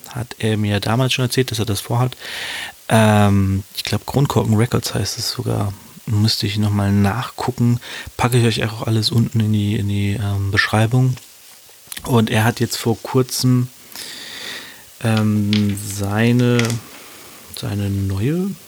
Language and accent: German; Hannover, Lower Saxony, Germany; Und zwar beschäftigen wir uns mit zwei Rappern, die auch aus meiner Heimat kommen, aus meiner Heimatstadt Hannover.